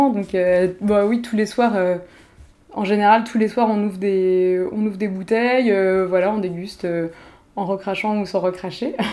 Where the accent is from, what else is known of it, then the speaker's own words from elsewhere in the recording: France; Tout simplement parce que je suis française, déjà. Donc voilà, dans le monde du vin, clairement, on va pas se mentir, c'est un, gros avantage.